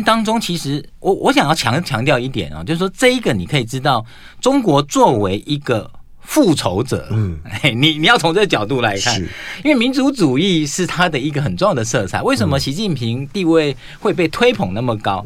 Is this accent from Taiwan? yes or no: yes; Taiwan; 作为一个台湾人